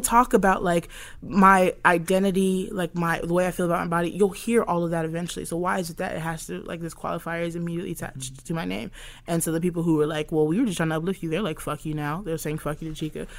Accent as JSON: {"language": "English", "region": "Alabama", "country": "United States", "tie": "born or raised there", "said": "growing up in Alabama"}